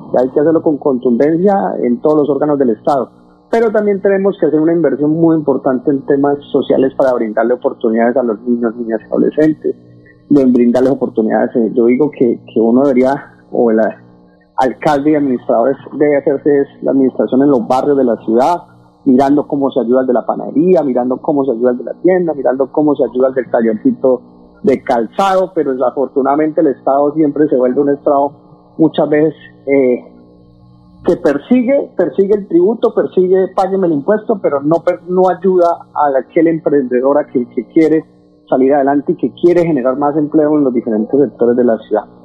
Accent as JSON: {"language": "Spanish", "town": "Bucaramanga", "region": "Santander", "country": "Colombia", "tie": "born or raised there", "said": "Yo vengo, usted lo sabe, de, de una comerciante informal eh, que crecimos en el Parque Centenario"}